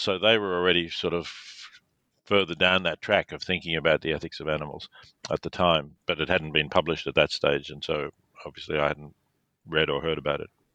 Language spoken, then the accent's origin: English; Melbourne, Victoria, Australia; I was born in Melbourne, Australia